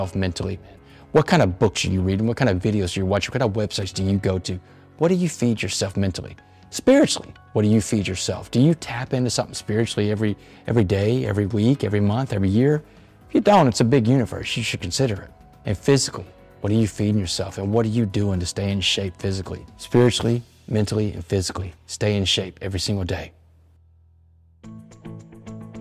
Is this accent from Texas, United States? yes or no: yes; Port Arthur, Texas, United States; I'm from Port Arthur, Texas, which is a town right next to it.